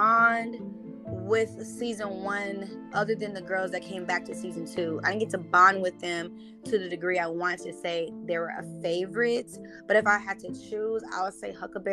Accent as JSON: {"language": "English", "town": "Memphis", "region": "Tennessee", "country": "United States", "tie": "born or raised there", "said": "I was raised in Memphis, Tennessee"}